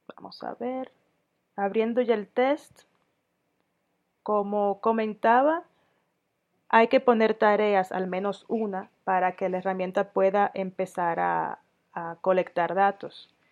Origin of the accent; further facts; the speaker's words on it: Dominican Republic; moved away as an adult; also born or lived in Sweden / Denmark / Catalonia, Spain; now in Mexico; yo soy dominicana de origen, tengo doble nacionalidad dominicana sueca